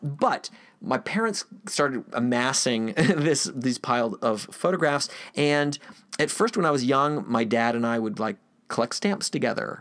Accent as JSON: {"language": "English", "town": "Gainesville", "region": "Florida", "country": "United States", "tie": "born or raised there", "said": "I grew up in Gainesville, Florida"}